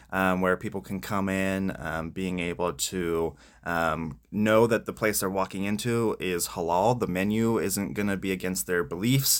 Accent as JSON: {"language": "English", "town": "Spring Grove", "region": "Pennsylvania", "country": "United States", "tie": "born or raised there", "said": "I grew up in Spring Grove"}